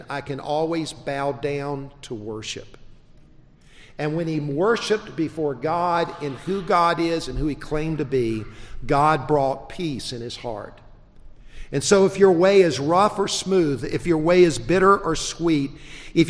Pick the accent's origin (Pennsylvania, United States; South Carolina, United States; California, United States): South Carolina, United States; also born or lived in South Georgia; I was born in South Georgia. I was raised in South Carolina